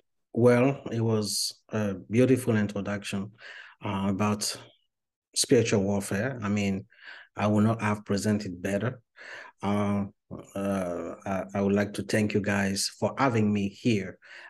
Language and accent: English; Côte d’Ivoire; first language French; English is a second language; English is not my first language, because I was born and raised in Ivory Coast, Cote d'Ivoire, so I speak French as a first language.